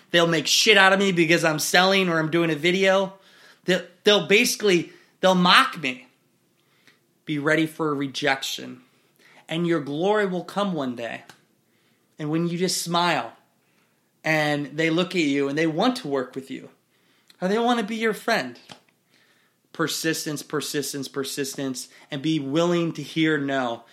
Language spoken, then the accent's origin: English; Iowa, United States; in my woods in Iowa